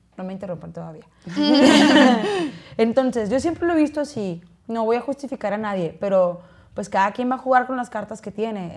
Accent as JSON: {"language": "Spanish", "region": "Chihuahua", "country": "Mexico", "said": "yo no soy de rancho, pero mi familia, sus orígenes pues sí es de rancho, soy, de Chihuahua"}